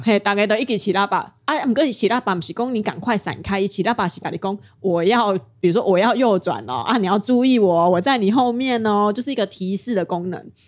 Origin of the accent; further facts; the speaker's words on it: Kaohsiung, Taiwan; moved away as an adult; now in Taipei, Taiwan; 我的故乡是高雄，但是我在台北生活